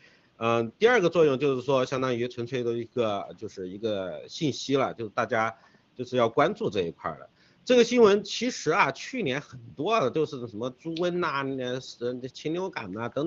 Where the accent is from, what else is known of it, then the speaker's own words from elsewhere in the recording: China; 我们中国人、华人现在面对的问题就是灭族了。